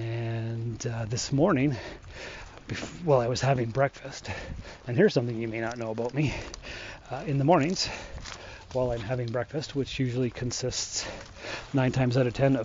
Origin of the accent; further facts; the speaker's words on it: Sault Ste. Marie, Ontario, Canada; moved away as an adult; also born or lived in North Bay / Timmins; I was born and raised here in the Sioux.